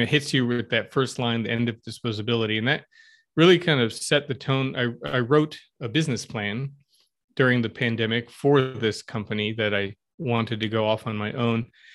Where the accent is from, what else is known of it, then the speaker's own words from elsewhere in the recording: Stamford, Connecticut, United States; moved away as an adult; also born or lived in Los Angeles; now in Flint, United States; I grew up in Connecticut, uh, in Stanford, if you're familiar with Fairfield County or the southwestern corner